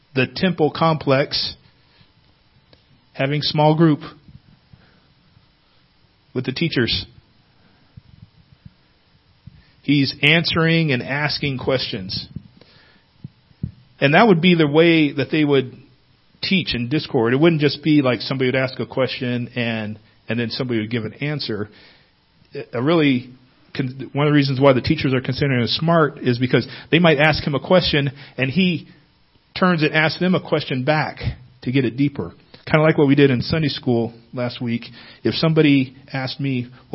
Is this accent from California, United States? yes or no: yes; Northern California, United States; moved away; I'm from Northern California